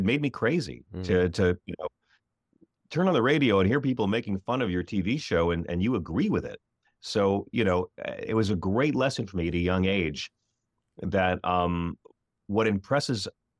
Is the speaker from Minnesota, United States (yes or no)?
no; Long Island, New York, United States; So I grew up out in the Isle of Long in the heart of the Buttafuoco Belt.